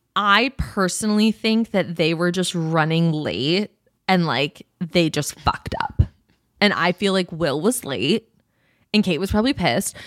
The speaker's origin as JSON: {"language": "English", "country": "United States", "said": "as an American person"}